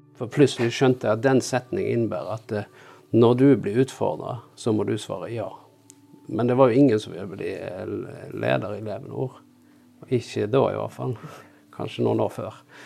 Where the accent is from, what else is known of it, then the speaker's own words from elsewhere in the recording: near Bergen, Vestland, Norway; moved away; also born or lived in Oslo / Jæren; Bergen var jo den byen som var nærmest der jeg vokste opp